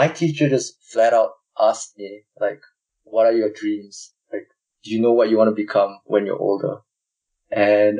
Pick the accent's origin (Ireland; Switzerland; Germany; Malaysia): Malaysia; moved away as an adult; now in Melbourne, Australia; I'm from Malaysia